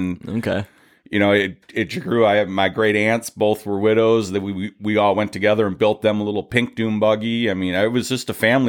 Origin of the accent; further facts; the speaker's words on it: Clarkston, Michigan, United States; moved away; I'm from Michigan. I grew up in Clarkston, Michigan, actually. Pine Knob Music Theater was pretty much my backyard growing up.